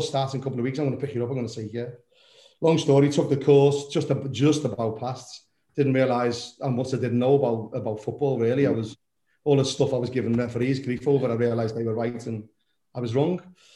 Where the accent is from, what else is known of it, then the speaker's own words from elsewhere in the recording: Liverpool, North West England, United Kingdom; moved away as an adult; now in Somerset, United Kingdom; My background's obviously from Liverpool, originally born and bred in Anfield, right under the lights of the stadium. Moved down to Somerset 31 years ago